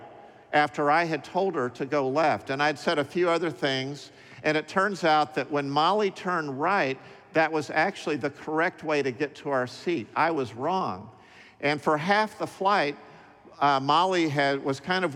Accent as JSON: {"language": "English", "town": "Dallas", "region": "Texas", "country": "United States", "tie": "born or raised there", "said": "When I was growing up in Dallas between ages 5 and 10"}